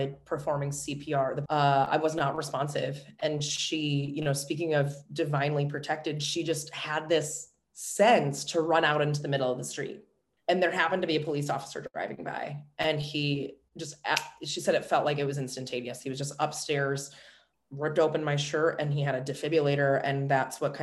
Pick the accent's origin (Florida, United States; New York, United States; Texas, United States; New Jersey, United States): New York, United States; Orchard Park; I was born and raised in Buffalo. I grew up in Orchard Park, obviously, which is a small suburb just outside of the city of Buffalo